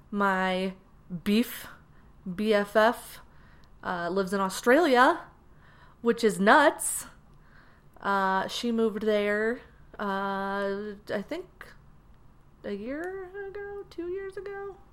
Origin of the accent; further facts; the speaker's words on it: Maryland, United States; also born or lived in Frankfurt, Germany / New York; I was born in Frankfurt, Germany in 1985, in a hospital that doesn't exist anymore. After that, when I was two, we moved to New York and lived there for several years. And then we moved to Maryland, where I spent my formative years as a youth